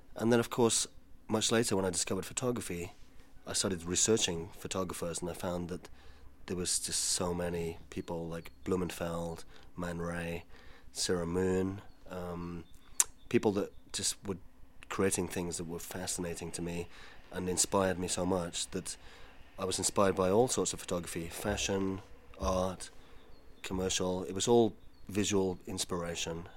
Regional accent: Spain; moved away; I was brought up in Spain

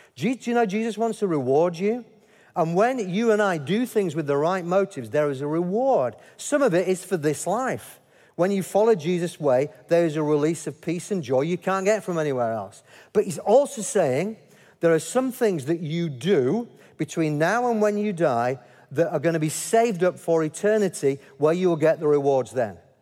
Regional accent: Yorkshire and the Humber, United Kingdom; as a Yorkshireman.

